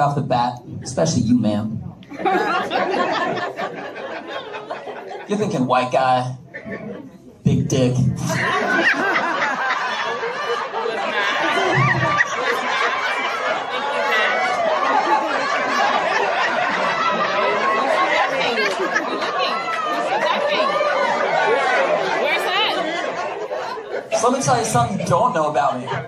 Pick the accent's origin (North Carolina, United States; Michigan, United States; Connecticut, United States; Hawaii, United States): Connecticut, United States; also born or lived in Washington, D.C. / Russia; now in Texas, United States; I am not Russian. I am from Connecticut